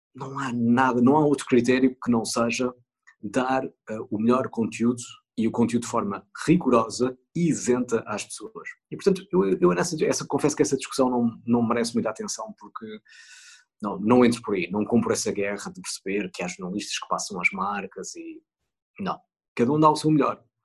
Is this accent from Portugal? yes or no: yes; Northern Portugal, Portugal; moved away; quando vou para a minha terra no norte passar férias